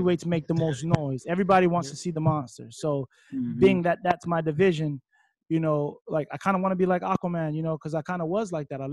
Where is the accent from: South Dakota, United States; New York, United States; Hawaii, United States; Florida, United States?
Hawaii, United States; Waimanalo; Coming from the small town I come from, Waimanalo, one way in, one way out